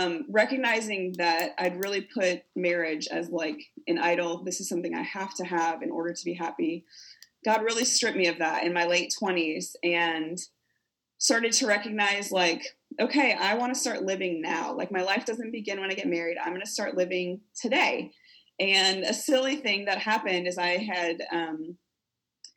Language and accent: English; South Dakota, United States; moved away as an adult; also born or lived in Kentucky / Missouri / Tennessee / Colorado; I'm originally from South Dakota